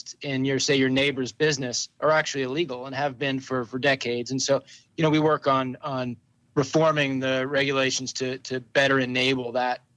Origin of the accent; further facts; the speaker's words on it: Pittsburgh, Pennsylvania, United States; now in Vermont, United States; I grew up in Pittsburgh, Pennsylvania, in the 70s and the 80s